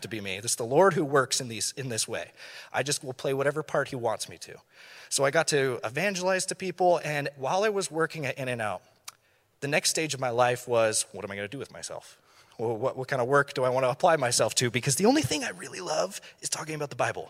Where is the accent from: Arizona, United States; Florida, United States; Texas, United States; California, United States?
California, United States; Thousand Oaks; here in Thousand Oaks